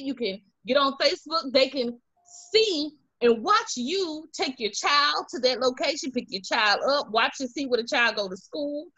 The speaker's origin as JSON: {"language": "English", "town": "Montgomery", "region": "Alabama", "country": "United States", "said": "I'm from Montgomery."}